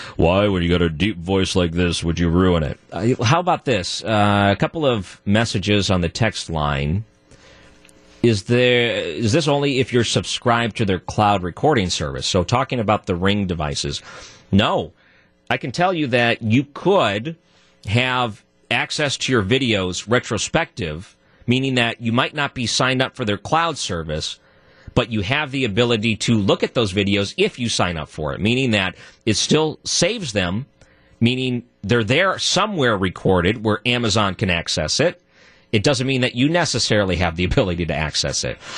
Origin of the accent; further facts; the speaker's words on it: outside of Detroit, Michigan, United States; moved away; I grew up outside of Detroit